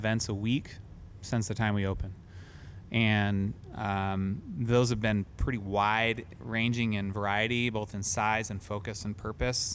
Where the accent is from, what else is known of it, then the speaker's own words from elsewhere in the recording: Olympia, Washington, United States; now in Seattle, United States; I grew up in Olympia, on, Steamboat Island Road